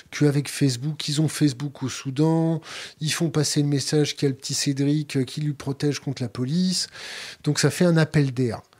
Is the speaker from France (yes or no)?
yes; France; Quand tu leur dis ça, tu dis, moi, je suis français, je laisse pas les gamins crever sur le bord de la route.